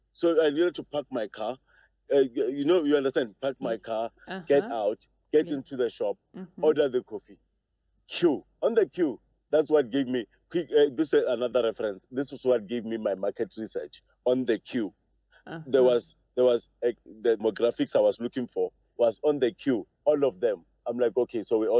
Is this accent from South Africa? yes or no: yes; Johannesburg, Gauteng, South Africa; I'm from Joburg.